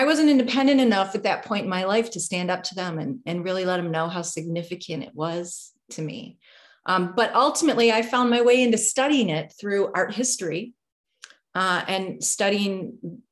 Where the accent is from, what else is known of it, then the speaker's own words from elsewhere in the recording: Detroit, Michigan, United States; also born or lived in Delaware / Los Angeles, California; was raised here in a suburb of Detroit